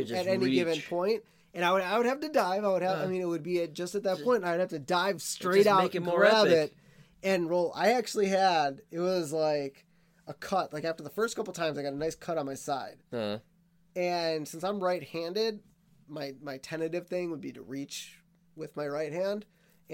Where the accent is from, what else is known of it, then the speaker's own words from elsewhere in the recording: Wisconsin, United States; also born or lived in Minnesota; I grew up in Wisconsin